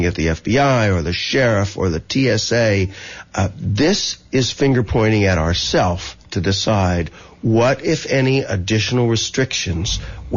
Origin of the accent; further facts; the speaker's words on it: Texas, United States; I'm from Texas, a hunting state.